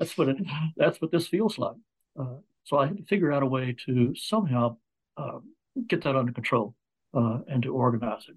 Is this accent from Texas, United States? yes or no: yes; Dallas, Texas, United States; now in Fayetteville, United States; I grew up in Dallas, Texas, but my family was all from uh, old Mississippi, Kentucky, South Carolina, Georgia